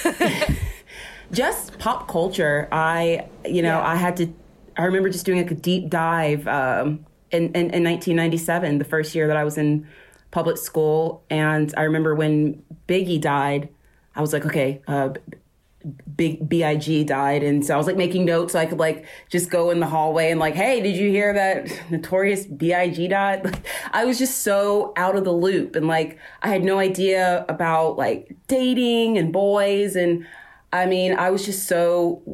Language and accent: English; Spartanburg, South Carolina, United States; now in Ashland City, United States; I'm from Spartanburg, South Carolina, where I was born and grew up, where I was raised.